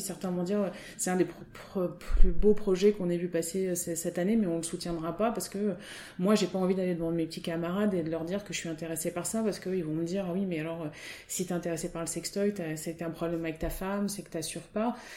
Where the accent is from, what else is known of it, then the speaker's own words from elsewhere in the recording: Auvergne-Rhône-Alpes, France; moved away as an adult; also born or lived in Côte d'Azur / Nantes / Rennes; now in Finistère, France; je suis née sur la Côte d'Azur, euh, donc en 1973. Et après, j'ai grandi en Auvergne